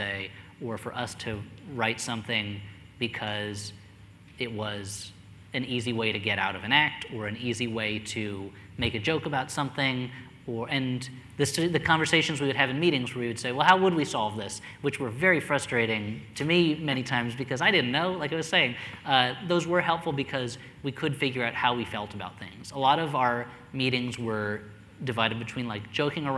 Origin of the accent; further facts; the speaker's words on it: New Jersey, United States; I grew up in New Jersey